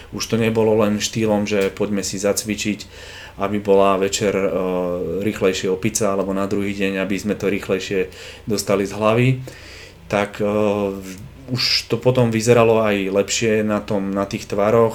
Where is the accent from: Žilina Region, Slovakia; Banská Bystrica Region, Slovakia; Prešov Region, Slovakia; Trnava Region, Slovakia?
Žilina Region, Slovakia; Dolný Kubín; moved away as an adult; also born or lived in Denmark; now in Bratislava, Slovakia; ja som z Dolného Kubína a tam až toľko veľa tých príležitostí pracovných nebolo